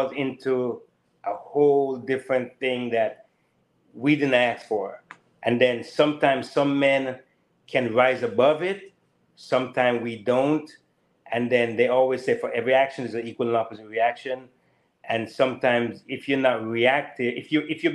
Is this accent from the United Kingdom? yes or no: no; Jamaica; also born or lived in California / Daytona, Florida; now in Florida, United States; growing up in Jamaica, coming to the U.S.